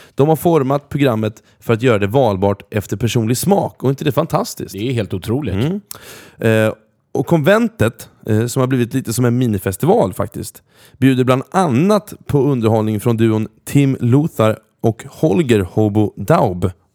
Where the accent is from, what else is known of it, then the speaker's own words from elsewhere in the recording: Norrköping, Östergötland, Sweden; moved away; samma gata där jag är uppvuxen